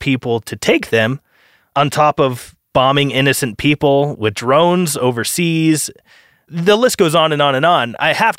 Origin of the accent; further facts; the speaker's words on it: United States; I'm an American